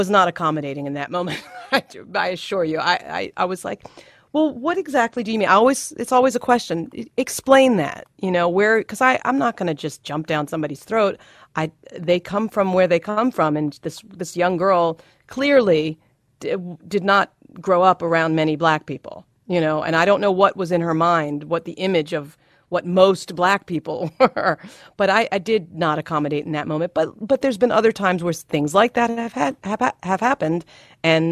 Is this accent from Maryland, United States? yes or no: yes; Baltimore, Maryland, United States; I grew up in Baltimore